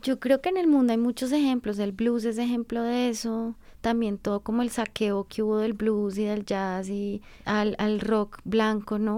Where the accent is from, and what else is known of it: Colombia